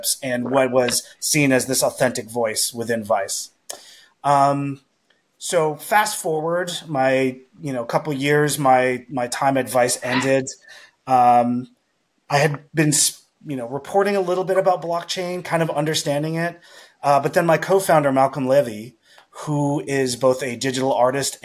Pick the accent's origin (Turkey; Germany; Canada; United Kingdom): Canada; Montreal, Quebec; I'm from Montreal, very culture heavy city